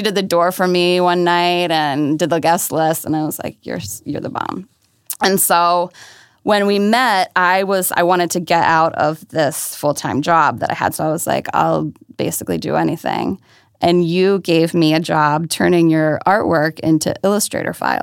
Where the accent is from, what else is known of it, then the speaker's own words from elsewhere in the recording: outside of Baltimore, Maryland, United States; moved away as an adult; now in New York, United States; I'm originally from Maryland, so outside of Baltimore